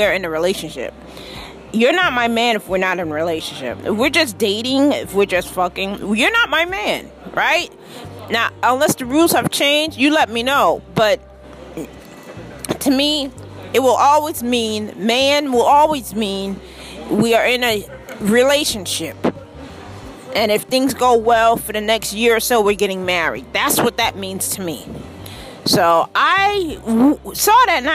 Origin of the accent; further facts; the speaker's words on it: New York City, New York, United States; now in Charlotte, United States; I am from Queens.